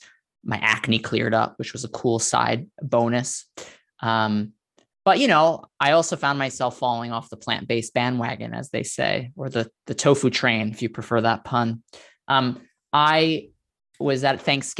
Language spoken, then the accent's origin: English; New York City, New York, United States; I grew up in Staten Island, New York